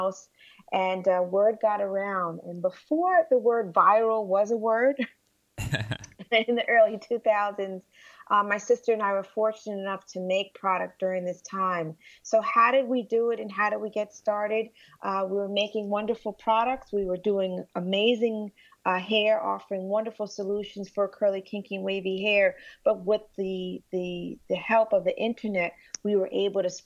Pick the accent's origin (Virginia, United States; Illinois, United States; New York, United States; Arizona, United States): New York, United States; we're from New York